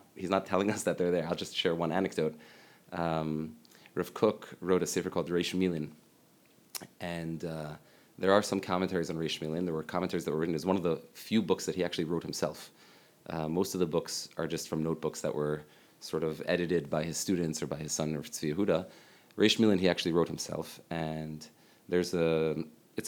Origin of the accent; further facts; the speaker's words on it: Lower Merion, Pennsylvania, United States; I grew up in Lower Merion, Pennsylvania, in Philadelphia.